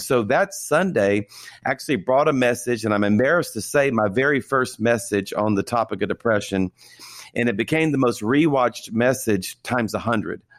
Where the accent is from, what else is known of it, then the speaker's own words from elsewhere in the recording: South Louisiana, United States; I was born and raised in South Louisiana